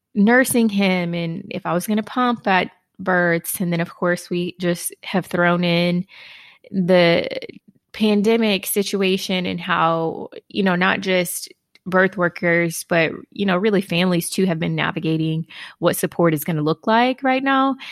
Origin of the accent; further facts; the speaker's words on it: Houston, Texas, United States; now in Dallas-Fort Worth, United States; relocating back to my hometown, Houston